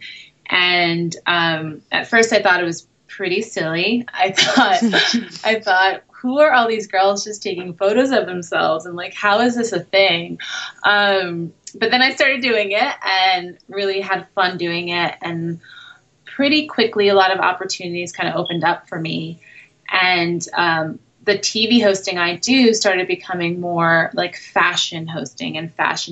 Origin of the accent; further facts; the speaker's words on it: New York City, New York, United States; moved away as an adult; also born or lived in Brooklyn / Manhattan; now in Los Angeles, United States; I was born and raised in New York, and I now live in Los Angeles